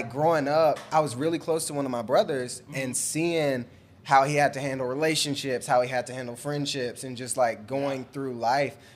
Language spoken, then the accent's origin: English; Alabama, United States; I grew up in Alabama.